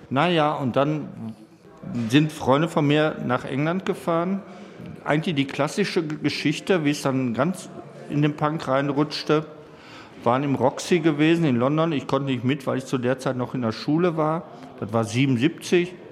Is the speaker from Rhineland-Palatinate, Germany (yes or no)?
no; North Rhine-Westphalia, Germany; Also ich bin halt im Ruhrgebiet groß geworden und diese Siedlungshäuser, das, war alles recht beengt.